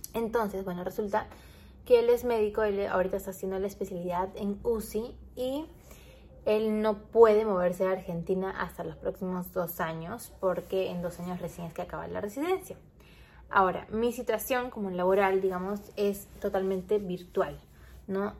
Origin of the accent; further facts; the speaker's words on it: Trujillo, La Libertad, Peru; now in Lima, Peru; yo soy trujillana, entonces eh, nosotros ya vivimos en Lima